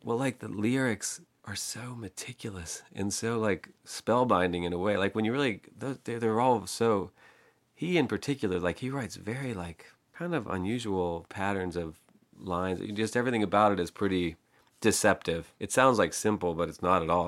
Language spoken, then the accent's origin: English; Pittsburgh, Pennsylvania, United States; I grew up in Pittsburgh, uh, a neighborhood called Penn Hills